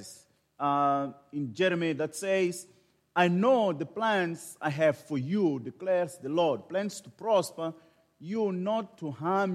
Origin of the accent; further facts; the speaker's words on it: Maputo, Mozambique; I was born in Maputo, in Mozambique, and thus I am the missionary there